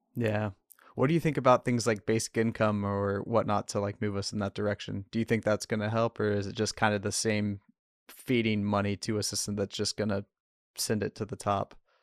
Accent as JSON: {"language": "English", "region": "the middle of Ohio", "country": "United States", "tie": "born or raised there", "moved": "yes", "lives_now": "Portland, United States", "said": "I was raised in Trump country in the middle of Ohio."}